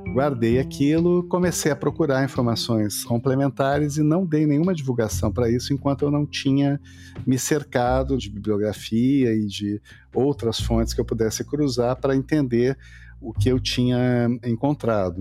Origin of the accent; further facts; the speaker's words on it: Porto Alegre, Rio Grande do Sul, Brazil; bairros da periferia de Porto Alegre, onde eu cresci